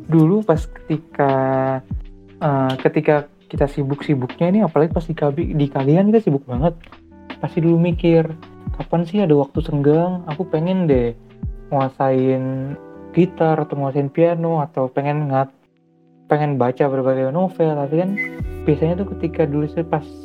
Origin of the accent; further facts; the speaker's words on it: Jakarta, Indonesia; aku dari Jakarta aslinya aslinya dari Jakarta kan di kos di Jogja